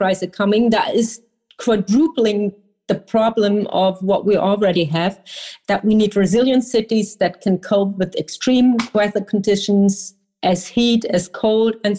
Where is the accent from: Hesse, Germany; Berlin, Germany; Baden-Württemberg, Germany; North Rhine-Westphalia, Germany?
Berlin, Germany; I come from Berlin